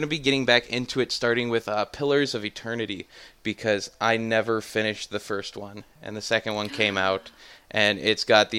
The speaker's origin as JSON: {"language": "English", "region": "Minnesota", "country": "United States", "said": "I'm from Northern Minnesota. I'm from the place that sets the records lows for the continental US."}